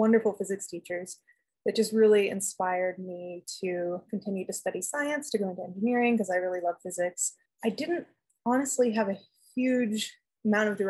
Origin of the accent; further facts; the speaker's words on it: Los Angeles, California, United States; also born or lived in San Diego; I grew up playing outside, hiking in the mountains near my house. I'm from Los Angeles in California